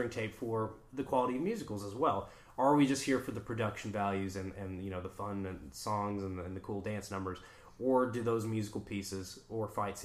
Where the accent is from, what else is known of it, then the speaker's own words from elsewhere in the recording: Serbia; moved away; I am from Serbia